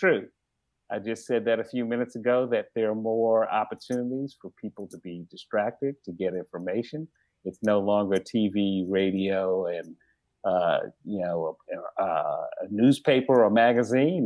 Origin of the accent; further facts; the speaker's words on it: New York City, New York, United States; growing up in Bed-Stuy, there were only a couple stores